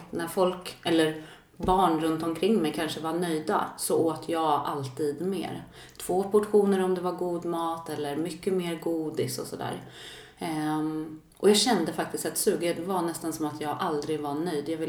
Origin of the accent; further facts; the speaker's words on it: Sollentuna, Stockholm County, Sweden; Jag växte upp i eh, Stockholm, Sollentuna, mm. tillsammans med mamma och syster och så har jag en bror också och pappa.